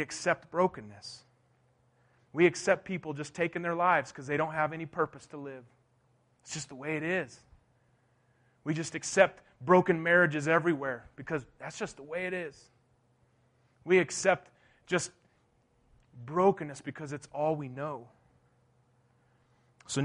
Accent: Durango, Colorado, United States; I was born and raised here in Durango, Colorado

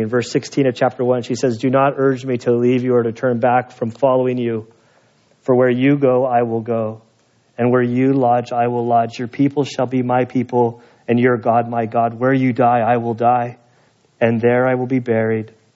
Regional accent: Salinas Valley, Monterey, California, United States; I'm from the Salinas Valley, Monterey, where Steinbeck came from

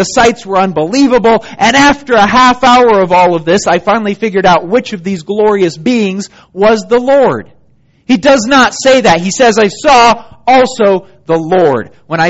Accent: Germany; 1988, my family and I were living in Germany. I grew up in Germany. My folks are missionaries there.

